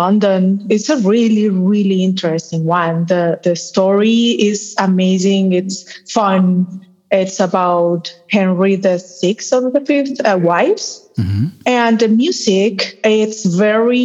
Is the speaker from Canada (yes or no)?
no; Colombia; also born or lived in Boston; I'm from Colombia, born and raised